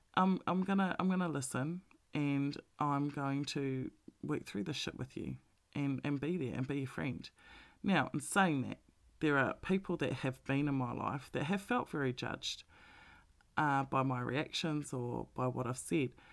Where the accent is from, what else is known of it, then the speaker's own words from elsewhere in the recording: Melbourne, Victoria, Australia; we're from Melbourne, so we were the most locked down city in the world.